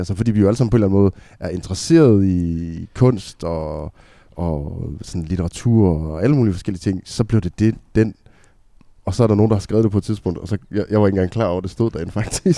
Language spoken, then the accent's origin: Danish; Aalborg, North Denmark Region, Denmark; Vi kommer fra Aalborg